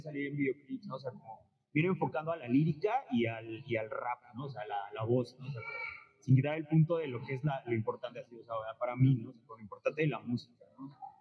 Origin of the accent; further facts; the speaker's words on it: Puebla, Mexico; now in Xalapa, Mexico; yo, o sea, soy de Puebla